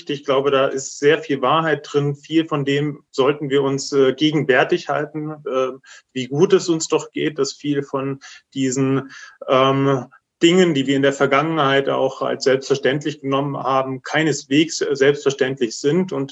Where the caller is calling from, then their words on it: Jena, Thuringia, Germany; Ich bin aus Jena zugeschalten